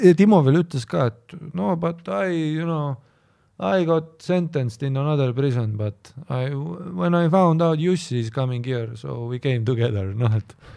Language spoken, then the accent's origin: Estonian; Viimsi, Harju County, Estonia; ma olen nagu Viimsist heast kohast